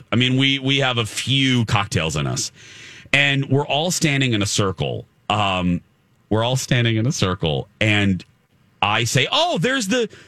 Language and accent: English; Minnesota, United States; we're from Minnesota.